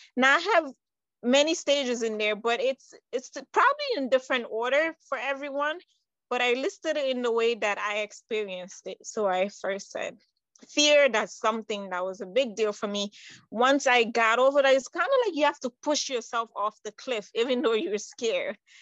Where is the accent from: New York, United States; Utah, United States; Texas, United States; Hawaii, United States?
New York, United States; also born or lived in Conakry, Guinea; I was born in Guinea Conakry, that's on the west side. Um, I would say right next to Senegal, around Ghana. And I came to the United States when I was nine years old. So I pretty much grew up in New York